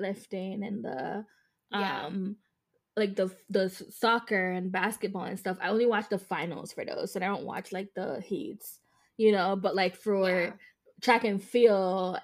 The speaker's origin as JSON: {"language": "English", "country": "Jamaica", "said": "me as a Jamaican"}